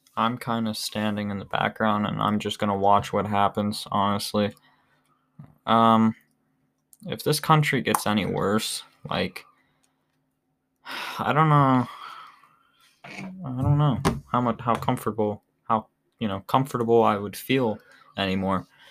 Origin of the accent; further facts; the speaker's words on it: Arizona, United States; now in Ohio, United States; I was born in Arizona